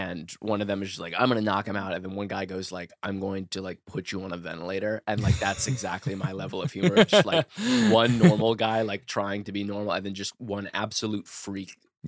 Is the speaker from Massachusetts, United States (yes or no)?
no; New Orleans, Louisiana, United States; I'm like from New Orleans. I just kind of like, I don't know, did typical Southern things like talk about like sports and whatnot down there.